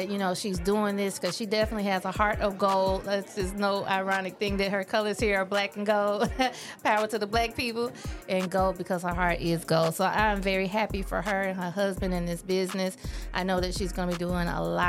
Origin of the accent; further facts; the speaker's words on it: Nashville, Tennessee, United States; now in Memphis, United States; I am originally from Nashville is where I grew up, but I've been here in Memphis for over 27 years.